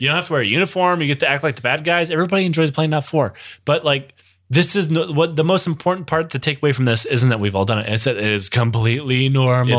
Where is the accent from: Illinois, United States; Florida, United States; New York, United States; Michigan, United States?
Michigan, United States; growing up in Michigan, if I, I could leave the country at the twenty-minute drive because it lives so close to Canada